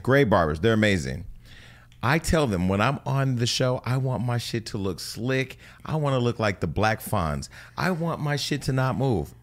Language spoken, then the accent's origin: English; near Gilroy, California, United States; Gilroy's right outside of my hometown.